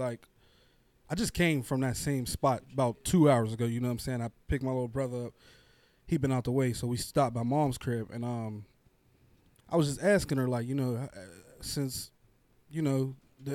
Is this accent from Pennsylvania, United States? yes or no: yes; Braddock, Pennsylvania, United States; also born or lived in East Pittsburgh, Pennsylvania; I'm coming from Braddock